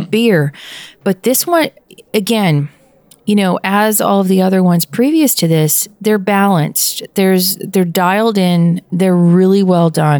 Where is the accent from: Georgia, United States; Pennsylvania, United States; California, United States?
Pennsylvania, United States; my home state is the uniqueness of the east side and the west side